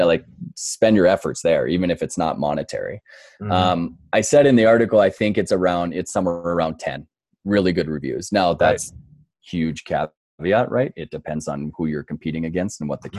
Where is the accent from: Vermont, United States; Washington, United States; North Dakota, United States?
North Dakota, United States; moved away as an adult; also born or lived in New York City; now in Denver, Colorado, United States; I grew up in North Dakota